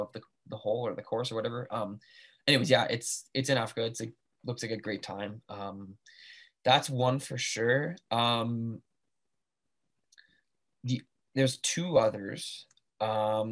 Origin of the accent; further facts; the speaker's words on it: Canada; I'm Canadian